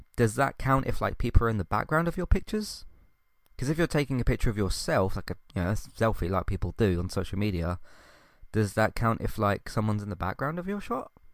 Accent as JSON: {"language": "English", "country": "United Kingdom", "said": "British is my culture"}